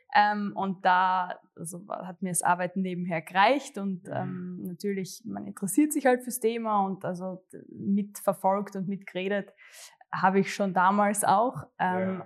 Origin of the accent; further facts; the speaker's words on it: Graz, Styria, Austria; also born or lived in Gössendorf; ich komme tatsächlich aus äh, Gössendorf, Graz Umgebung, aber es ist echt genau an der Stadtgrenze. Also für mich, mhm. ich bin Grazerin, eindeutig. Ähm, und ja, bin eh zur Schule gegangen ähm, in Graz